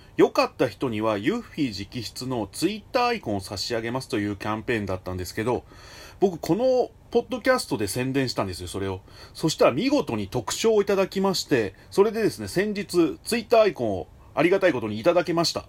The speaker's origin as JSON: {"language": "Japanese", "region": "Fukuoka", "country": "Japan", "tie": "born or raised there", "said": "僕、福岡出身なんですよ"}